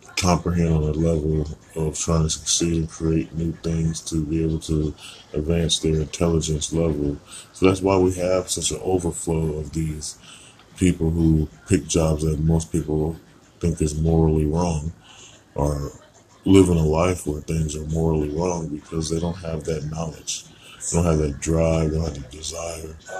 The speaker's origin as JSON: {"language": "English", "country": "United States", "tie": "born or raised there", "said": "being born American in a crazy place"}